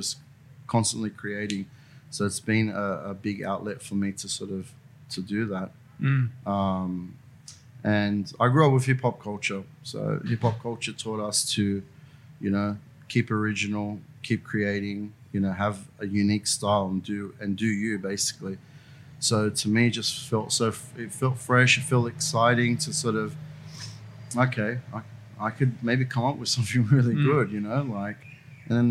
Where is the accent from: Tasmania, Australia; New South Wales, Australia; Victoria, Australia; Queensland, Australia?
New South Wales, Australia; Sydney; I'm from like from Burwood. So the train line between Strathfield and Ashill. So that's the area that I grew up